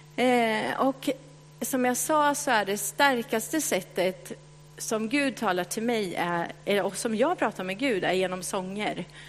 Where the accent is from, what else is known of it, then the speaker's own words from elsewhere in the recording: Kisa, Östergötland, Sweden; accent: östgötska; moved away as an adult; now in Stockholm, Sweden; Jag växte upp i Kisa